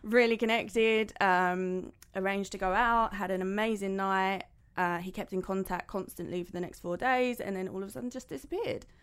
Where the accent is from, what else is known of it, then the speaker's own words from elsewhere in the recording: London, United Kingdom; moved away as an adult; now in Dubai, United Arab Emirates; I'm originally from London and I'm thirty-two.